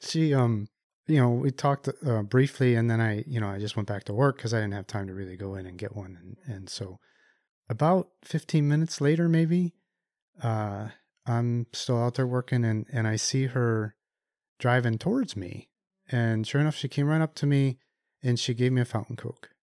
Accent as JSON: {"language": "English", "town": "Chicago", "region": "Illinois", "country": "United States", "tie": "born or raised there", "also_born_or_lived": "Ann Arbor, Michigan", "moved": "yes", "said": "I grew up in the Chicago area"}